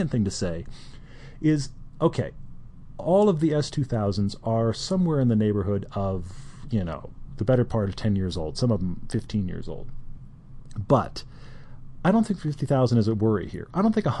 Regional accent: Houston, Texas, United States; I grew up in Houston

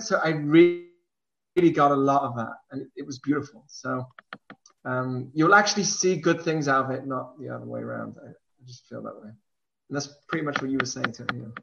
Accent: England, United Kingdom; now in Oregon, United States; I grew up in England

